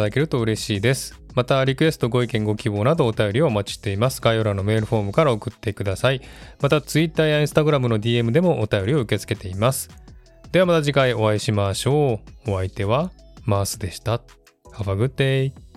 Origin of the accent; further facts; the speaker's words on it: Japan; moved away as an adult; now in Australia; 私は日本で生まれ育ったので、日本人だなということが多々あります。